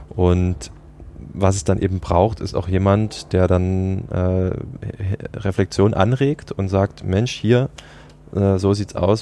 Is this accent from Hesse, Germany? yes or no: no; Dresden, Saxony, Germany; moved away as an adult; also born or lived in United States; zurück in meine Heimatstadt Dresden